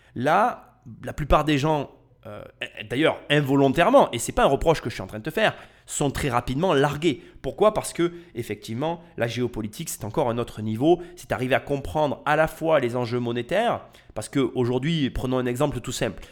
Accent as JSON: {"language": "French", "country": "France", "said": "je suis français et je vis en France"}